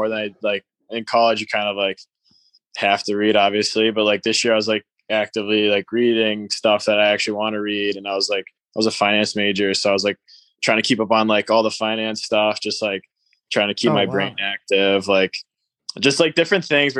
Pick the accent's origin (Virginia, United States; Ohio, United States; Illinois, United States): Ohio, United States; also born or lived in Minnesota / Boston / Maryland; But like, I only lived in Maryland for like 3 years. Like I grew up in Ohio mostly.